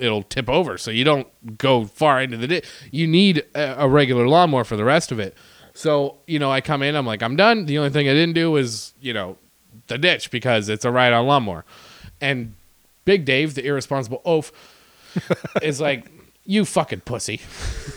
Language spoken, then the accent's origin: English; Sudbury, Ontario, Canada; moved away as an adult; also born or lived in Winnipeg, Manitoba; I lived in Sudbury, Ontario. And that's where I went to middle school and high school